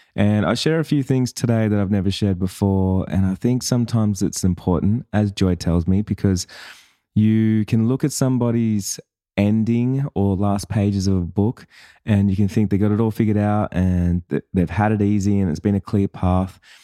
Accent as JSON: {"language": "English", "town": "Sydney", "region": "New South Wales", "country": "Australia", "tie": "born or raised there", "said": "I was born in Sydney"}